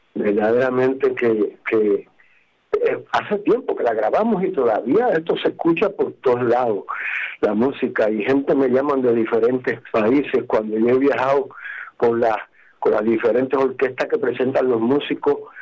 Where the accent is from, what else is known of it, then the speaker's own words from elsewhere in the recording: Guánica, Puerto Rico; mi pueblo de Guánica